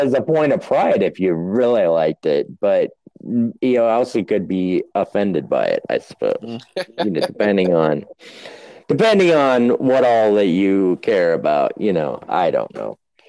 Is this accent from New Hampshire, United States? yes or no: yes; New Hampshire, United States; I would just be like sitting there sounding very Southern, even though I grew up in New Hampshire.